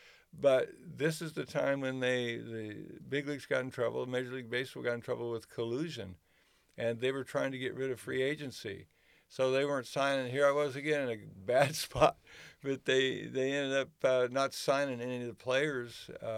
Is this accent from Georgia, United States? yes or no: no; Philadelphia, Pennsylvania, United States; I decided, well, shoot, I'm from Philadelphia. Why don't I run a pitching school?